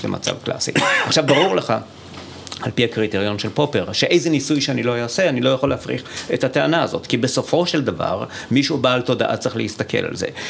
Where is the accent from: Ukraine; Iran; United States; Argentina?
Iran; now in Israel; נולדתי באיראן